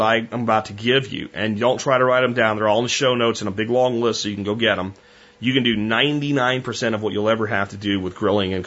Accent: Texas, United States; We're from Texas.

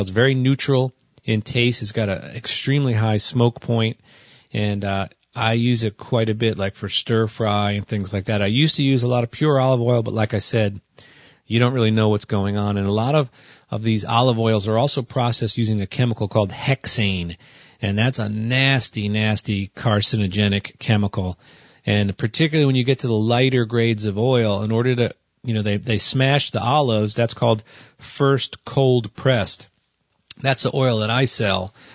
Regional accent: New Jersey, United States; I come from New Jersey

